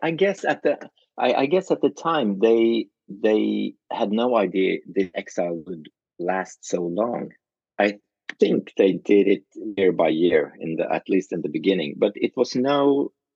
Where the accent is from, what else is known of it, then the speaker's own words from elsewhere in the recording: Norway; I come from Norway